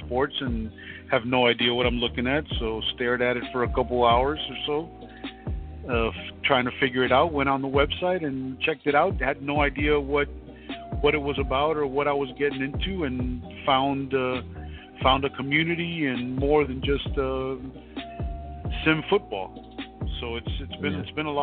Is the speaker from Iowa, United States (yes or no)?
no; Miami, Florida, United States; I'm born and bred in Miami, Florida, all my life